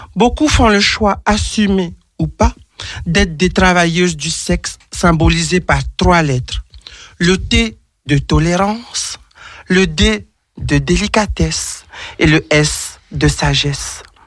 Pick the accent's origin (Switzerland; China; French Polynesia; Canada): French Polynesia; je suis originaire de l'île de Tahiti